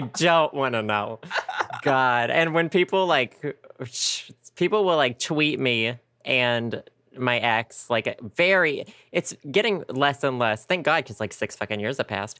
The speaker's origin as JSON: {"language": "English", "region": "Arkansas", "country": "United States", "tie": "born or raised there", "also_born_or_lived": "Conway, Arkansas", "said": "I went to my hometown today for the first time in like two years"}